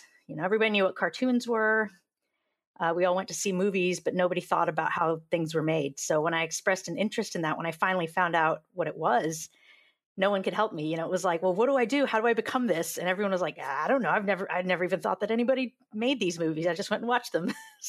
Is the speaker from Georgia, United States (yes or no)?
yes; Georgia, United States; also born or lived in California; I was a military brat, so we moved around a little bit, but we settled down after I was about in the third grade, and we settled down in Georgia. So I grew up in the Deep South